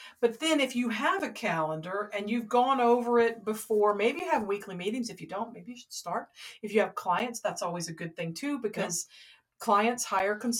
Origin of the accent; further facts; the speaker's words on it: Atlanta, Georgia, United States; I'm from Atlanta.